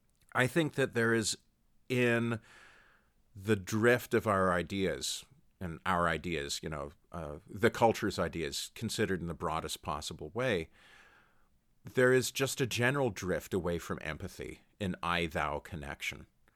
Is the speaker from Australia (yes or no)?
no; Canada; My experience, speaking as a Canadian, I never watched football on Thanksgiving.